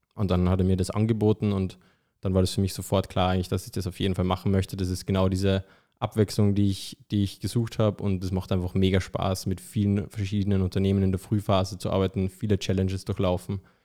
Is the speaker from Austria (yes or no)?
yes; Austria; moved away; Man hört es vielleicht, ich bin ja ursprünglich aus Österreich